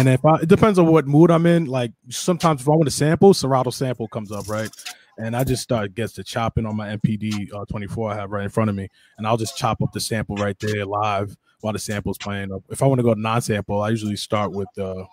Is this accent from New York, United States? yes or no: yes; Hempstead, New York, United States; I'm from Long Island, New York, Hempstead to be exact